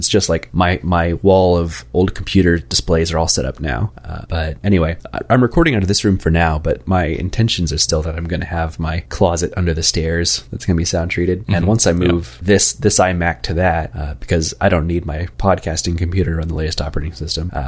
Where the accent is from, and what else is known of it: Kansas City, United States; born or raised there